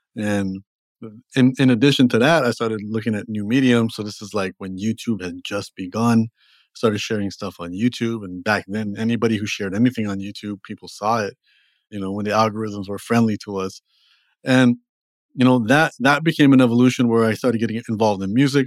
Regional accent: Toronto, Ontario, Canada; also born or lived in Los Angeles; now in New York City, United States; I'm from Toronto originally

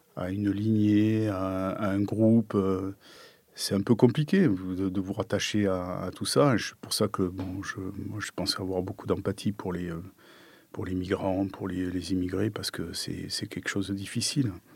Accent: Pompey, Grand Est, France; moved away; je suis né à côté de Nancy, à Pompée.

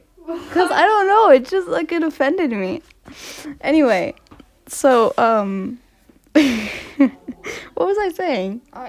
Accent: United States; I'm American, you speak British.

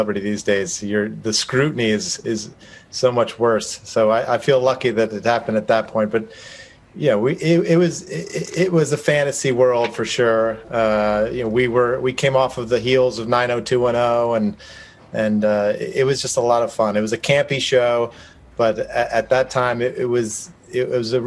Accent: New Jersey, United States; I grew up in New Jersey

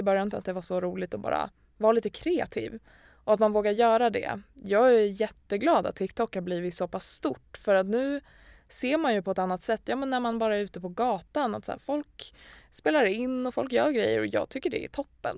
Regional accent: Gävle, Gävleborg County, Sweden; Vi kommer från Gävle båda två

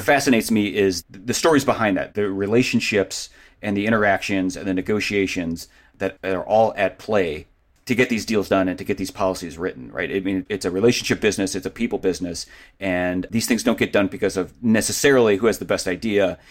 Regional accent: Cleveland, Ohio, United States; I grew up in Cleveland.

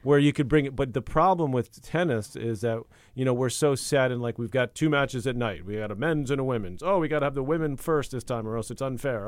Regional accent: United States; as an American

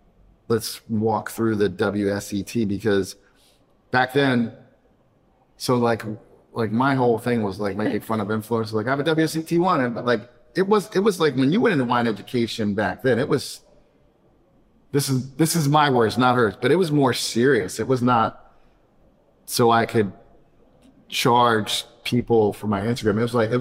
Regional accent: United States; I think because we're American and we do this and it's what we

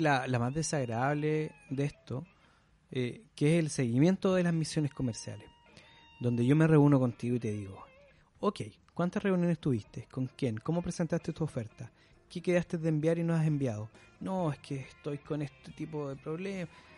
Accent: Chile; also born or lived in Concepción, Chile

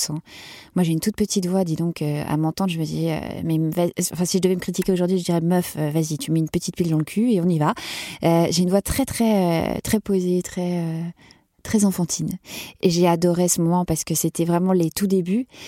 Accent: Lille, Hauts-de-France, France; accent: Ch'ti; je venais de Lille, donc de ma province, avec mon petit accent ch'ti au départ.

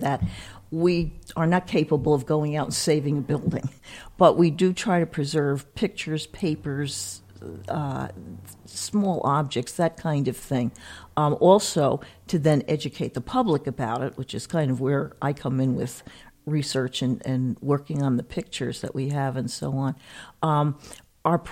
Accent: New City, New York, United States; Downstate in Rockland County in New City

